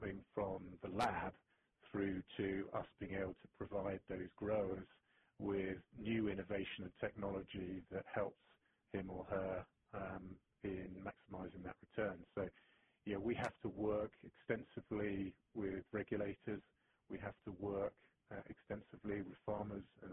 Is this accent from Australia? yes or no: no; England, United Kingdom; moved away as an adult; also born or lived in Thailand / Hong Kong / United States; now in Switzerland; being English and starting my career in the UK